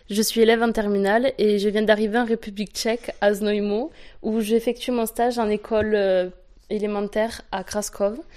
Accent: France; beaucoup de bâtiments atypiques qu'on n'a pas l'habitude de voir chez nous en France.

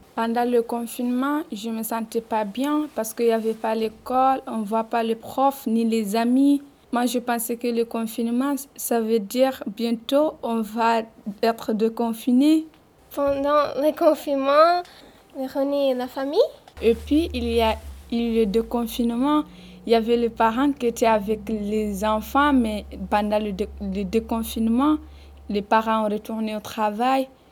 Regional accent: Guinea; first language Fula; French is a second language; now in France; je suis guinéenne, je parle la langue peul et j'entends petit peu l'arabe

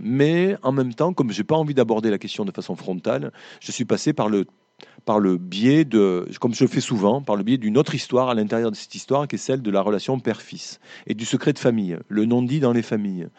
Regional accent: Occitania, France; dans ma région, on est, des Occitans.

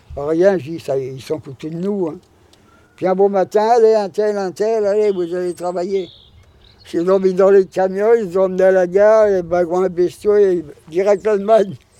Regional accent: France; on est Français

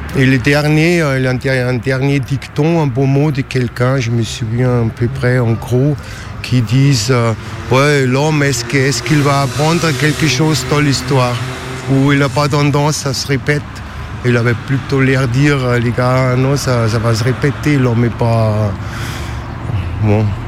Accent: Dachau, Bavaria, Germany; French is a second language; moved away; je suis allemand, côté de Munich. Moi, je suis né pas loin d'un camp de concentration.

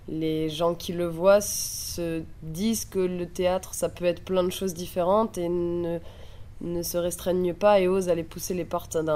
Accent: Toulouse, Occitania, France; On vient de Toulouse, mais on n'a pas beaucoup joué à Toulouse les années passées.

